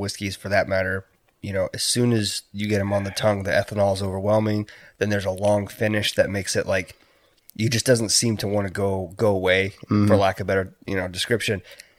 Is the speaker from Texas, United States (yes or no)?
yes; Texas, United States; born there; I was born in Texas. I don't necessarily call it home, but it's like I've got family that lives in Houston.